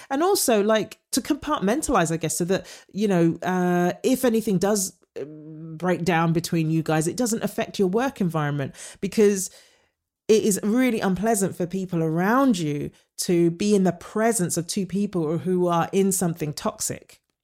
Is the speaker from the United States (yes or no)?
no; United Kingdom; moved away; as a British actor coming over